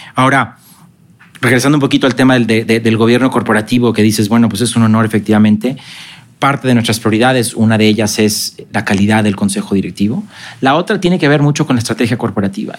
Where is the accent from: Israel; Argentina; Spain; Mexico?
Mexico; also born or lived in Guadalajara, Mexico